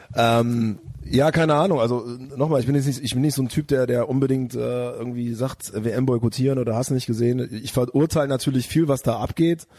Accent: near Bonn, North Rhine-Westphalia, Germany; now in Cologne, Germany; aus dem, aus dem kleinen Örtchen, wo ich herkomme

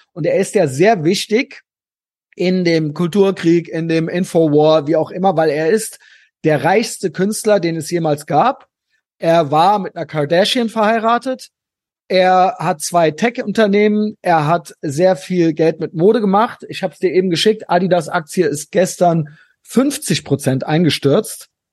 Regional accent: Germany; ich bin Deutscher

